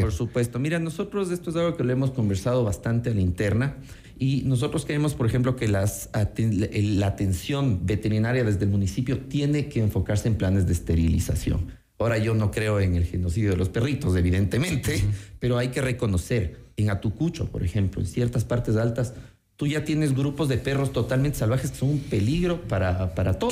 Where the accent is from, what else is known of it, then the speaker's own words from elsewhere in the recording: Quito, Pichincha, Ecuador; soy un quiteño que ama su ciudad